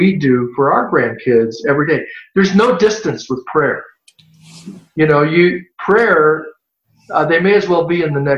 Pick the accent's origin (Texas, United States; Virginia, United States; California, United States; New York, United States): California, United States; also born or lived in Tennessee; I was born in Tennessee, but I've lived my whole life in California